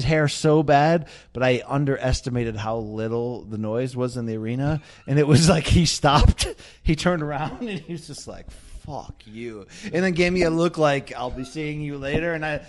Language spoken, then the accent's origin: English; Naugatuck, Connecticut, United States; I come from Naugatuck, Connecticut, in the industrial Naugatuck Valley.